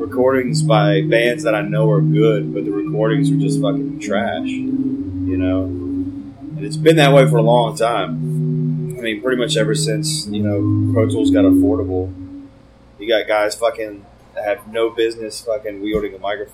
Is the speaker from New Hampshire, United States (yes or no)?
no; Richmond, Virginia, United States; we're from Richmond, Virginia